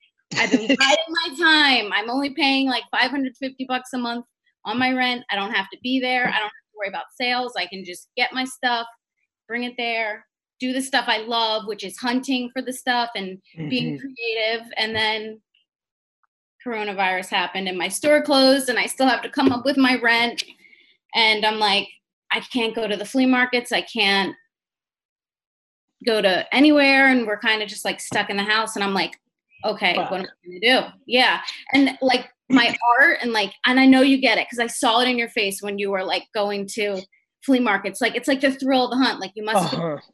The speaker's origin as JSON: {"language": "English", "area": "Jersey Shore", "region": "New Jersey", "country": "United States", "said": "I'm from the Jersey Shore"}